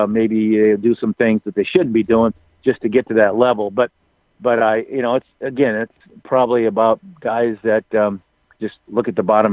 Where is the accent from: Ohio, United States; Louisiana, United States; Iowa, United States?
Iowa, United States; Waterloo; Waterloo, Iowa, my hometown